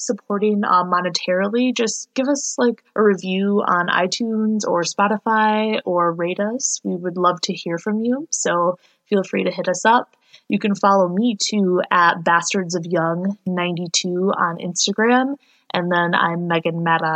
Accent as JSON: {"language": "English", "region": "Michigan", "country": "United States"}